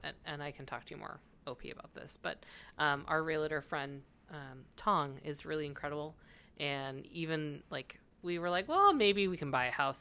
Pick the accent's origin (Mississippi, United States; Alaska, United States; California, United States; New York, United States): California, United States; now in Minnesota, United States; growing up in California, I had a few people ask me if I was from the Midwest